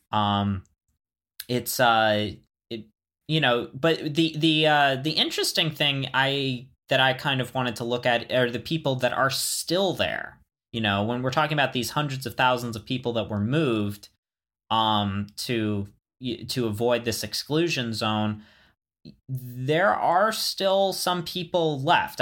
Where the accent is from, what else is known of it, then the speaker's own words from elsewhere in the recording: Florida, United States; moved away; also born or lived in the American West; growing up in Florida